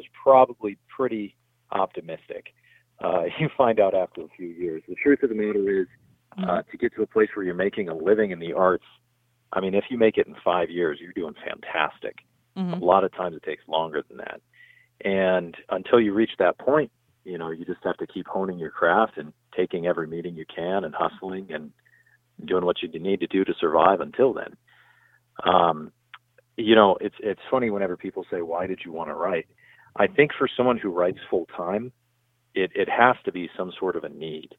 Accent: San Diego, California, United States; I'm from San Diego, California, like I said. I live here with my wife and son

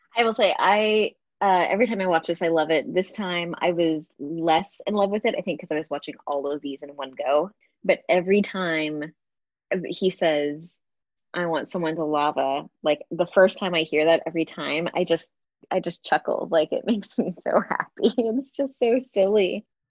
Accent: Galveston, Texas, United States; growing up in Galveston, the Gulf is brown

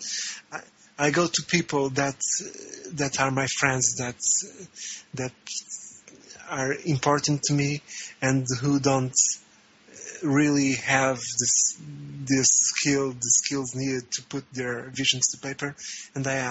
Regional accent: Portugal; moved away as an adult; now in Brazil; I am from Portugal, and I am currently living in Brazil

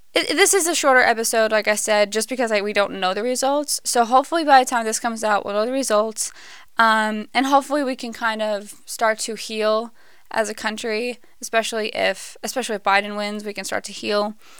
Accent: United States; we as the American people

